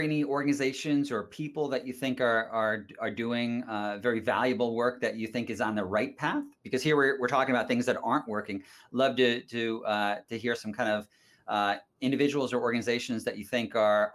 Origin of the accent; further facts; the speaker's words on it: United States; accent: American; My accent is American